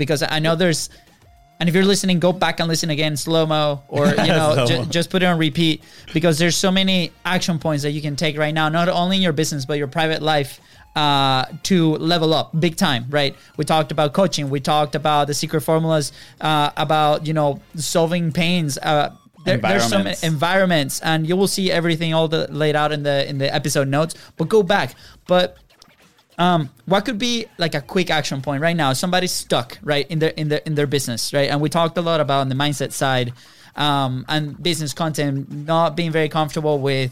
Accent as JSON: {"language": "English", "country": "Venezuela", "moved": "yes", "said": "we're coming from Venezuela"}